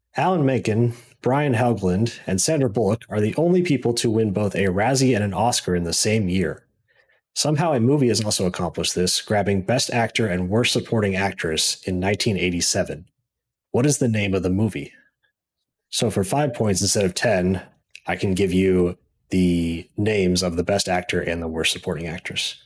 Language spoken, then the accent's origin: English; Missouri, United States; also born or lived in Saint Louis; I was born and raised in Missouri, went to school in Mizzou, and moved to Saint Louis, been here doing I T stuff ever since